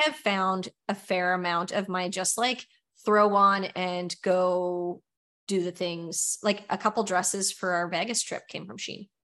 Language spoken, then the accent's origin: English; Nova Scotia, Canada; we're from Nova Scotia